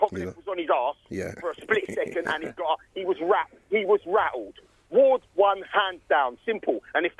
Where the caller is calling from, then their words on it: London, United Kingdom; I'm calling from Hendon in northwest London